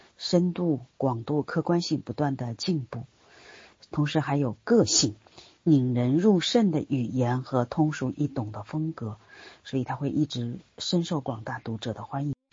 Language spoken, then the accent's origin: Chinese; China; 我们身在当今的中国